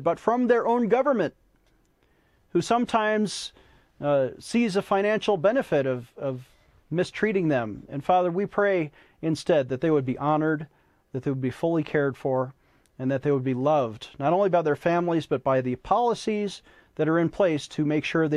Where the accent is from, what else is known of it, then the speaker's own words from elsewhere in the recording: Buffalo, New York, United States; moved away as an adult; I grew up in Buffalo, as you may know, lifelong Bills and Sabres fan